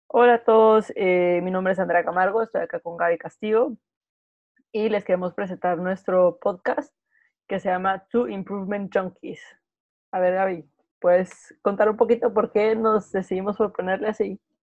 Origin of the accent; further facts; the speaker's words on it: Guatemala; moved away as an adult; also born or lived in United Kingdom; now in Madrid, Spain; yo soy de Guatemala, vivo en Madrid ahora